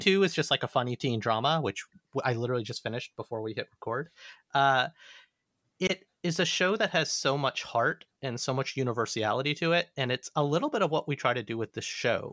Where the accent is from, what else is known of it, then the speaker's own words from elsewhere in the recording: Alabama, United States; moved away; growing up in the South